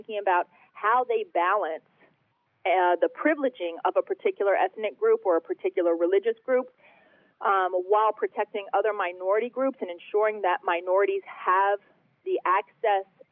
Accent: United States; we as Americans

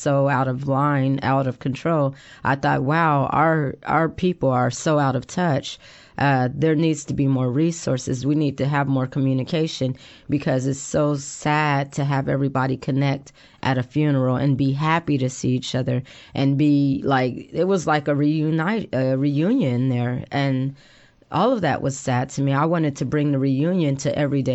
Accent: Portland, Oregon, United States; moved away; also born or lived in Texas; I was born and raised in Portland, but I had come home to visit

